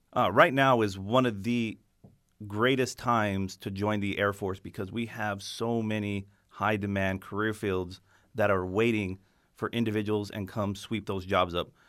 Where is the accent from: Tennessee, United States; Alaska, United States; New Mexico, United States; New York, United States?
New Mexico, United States; moved away; I'm from New Mexico originally